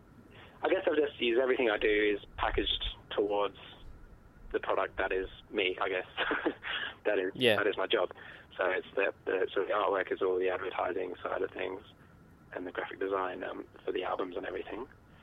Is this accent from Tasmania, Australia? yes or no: yes; Tasmania, Australia; Well, I'm from Tasmania, so you know, it's a bit weird.